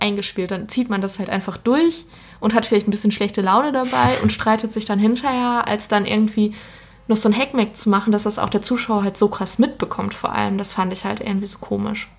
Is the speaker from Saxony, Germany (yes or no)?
no; Ruhr area, North Rhine-Westphalia, Germany; ich komme aus dem Ruhrgebiet